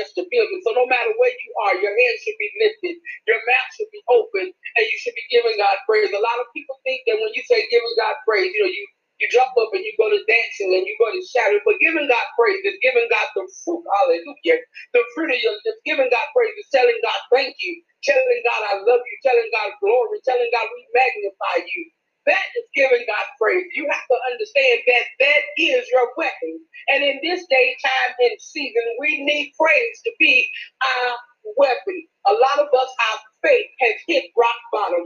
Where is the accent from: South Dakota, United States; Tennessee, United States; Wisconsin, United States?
Tennessee, United States; Memphis; I'm from Memphis, Tennessee